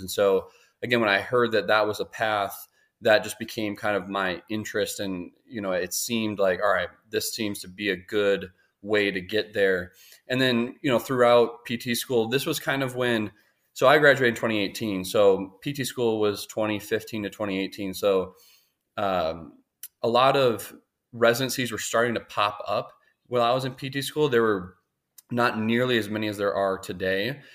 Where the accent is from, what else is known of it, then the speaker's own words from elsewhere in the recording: Minneapolis, Minnesota, United States; moved away; I'm originally from Minnesota, Twin Cities area. Um, grew up playing sports